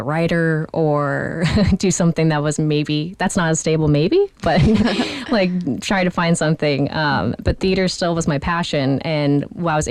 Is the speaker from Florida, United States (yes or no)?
no; Northern and Southern California, United States; now in New York City, United States; I'm from NorCal and SoCal